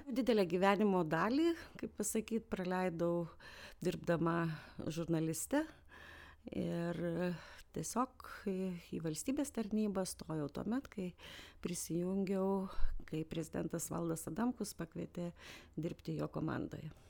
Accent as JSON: {"language": "Lithuanian", "town": "Vilnius", "region": "Vilnius County", "country": "Lithuania", "also_born_or_lived": "Aukštaitija", "said": "aš Vilnietė, na, kilmės iš aukštaities"}